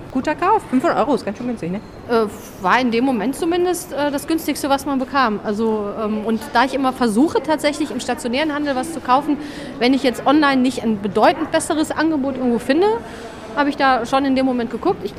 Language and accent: German; Solingen, North Rhine-Westphalia, Germany; ich komme aus dem Bergischen, ähm, aus Solingen, um genau zu sein.